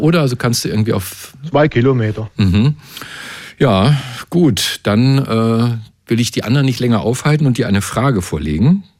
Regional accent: Hohenlohe, Baden-Württemberg, Germany; moved away as an adult; now in Brandenburg, Germany; aber groß geworden bin ich in Hohenlohe. Das ist Nordosten von Württemberg.

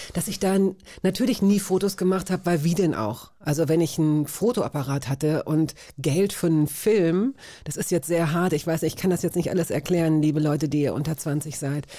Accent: Hanover, Lower Saxony, Germany; als Niedersächsin, so weißt du, als Hannoveranerin.

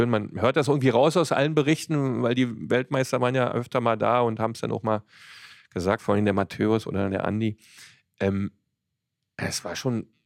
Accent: Cottbus, Brandenburg, Germany; Das war ja, also für mich als äh, Cottbusser, als Ossi da, da, dabei zu sein nach der, nach der 2000er, wenn wir Cottbusser waren ja nun ähm, auch ein bisschen im, im, Gespräch

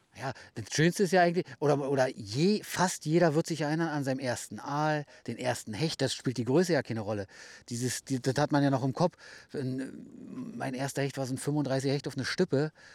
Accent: Hennigsdorf, Brandenburg, Germany; moved away as an adult; also born or lived in Rüdersdorf; now in Rügen, Germany; aus Brandenburg, genau. Also wie gesagt, geboren in Rüdersdorf, also gleich um die Ecke bei euch. Dann äh, in Henningsdorf meine Jugend verbracht.

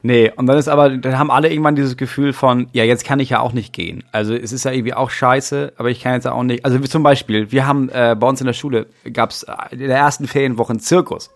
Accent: Schleswig-Holstein, Germany; bei uns Schleswig-Holsteinern

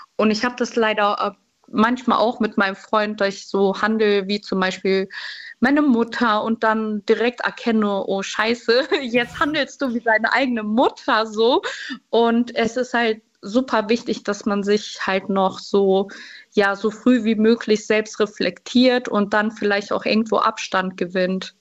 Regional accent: Schleswig-Holstein, Germany; moved away as an adult; now in Cologne, Germany; ich komme ursprünglich aus Schleswig-Holstein, wo meine Familie auch noch lebt und ich 500 Kilometer entfernt weggezogen bin

